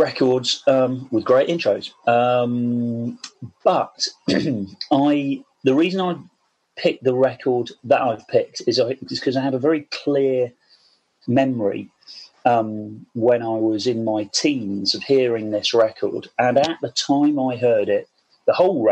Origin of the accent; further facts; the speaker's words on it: Portishead, South West England, United Kingdom; being a teenager growing up in Portishead, which is just outside Bristol on the coast, down there in the southwest